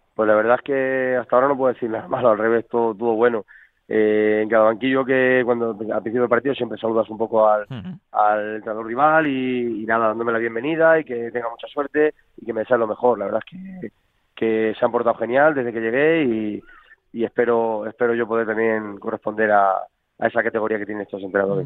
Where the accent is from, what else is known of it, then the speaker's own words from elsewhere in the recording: Talavera de la Reina, Castilla-La Mancha, Spain; he sido canterano y soy nacido en Talavera